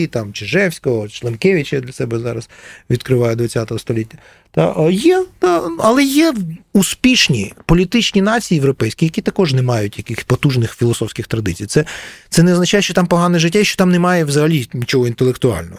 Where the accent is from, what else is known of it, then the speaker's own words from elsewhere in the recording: Kyiv, Ukraine; я через нього відчуваю як киянин